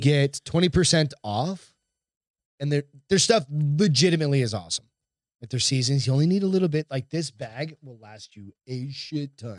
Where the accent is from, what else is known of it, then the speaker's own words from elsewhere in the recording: Hampton, New Hampshire, United States; I grew up in Hampton, New Hampshire